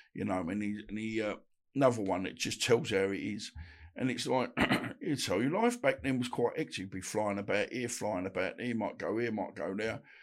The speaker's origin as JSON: {"language": "English", "town": "Woodford", "region": "London", "country": "United Kingdom", "tie": "born or raised there", "also_born_or_lived": "Bethnal Green / Essex", "said": "I was born in Bethnal Green, brought up in Woodford"}